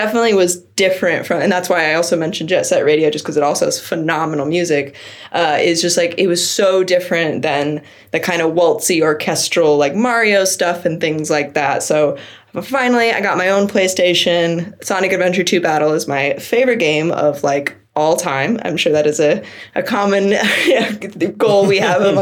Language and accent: English; Seattle, Washington, United States; I'm from Seattle, Washington originally